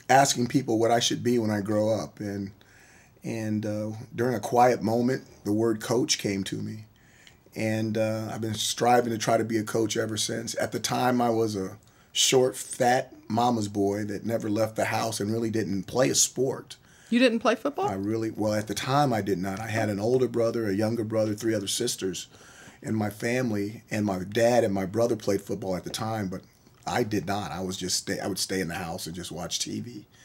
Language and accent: English; Honolulu, Hawaii, United States; born there; also born or lived in Norfolk, Virginia / San Diego, California; grew up on military bases all around the country. I was born in Honolulu, Hawaii. I started uh, kindergarten, first grade in Norfolk, Virginia graduated high school from San Diego, California, and I lived everywhere in between.